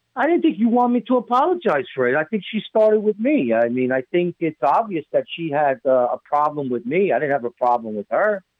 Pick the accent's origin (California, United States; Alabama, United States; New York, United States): New York, United States; now in New Jersey, United States; I'm from New York